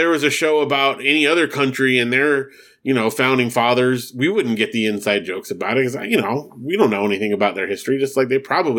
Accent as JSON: {"language": "English", "country": "Germany", "said": "I plan to write a longer email about family ties and its chaotic run in my home country, Germany."}